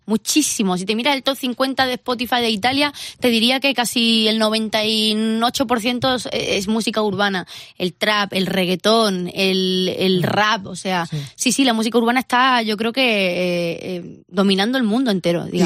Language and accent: Spanish; Andalusia, Spain; mi casa, bueno, pues somos todos andaluces